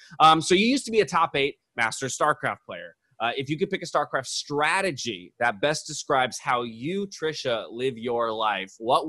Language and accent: English; San Diego, California, United States; I'm a San Diego boy. I grew up in San Diego.